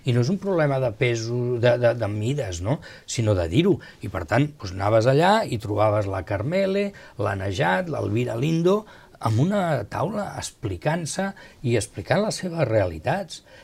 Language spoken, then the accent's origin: Catalan; Spain; Jo sempre dic, bueno, jo perquè sóc espanyol, però si no m'agradaria ser suís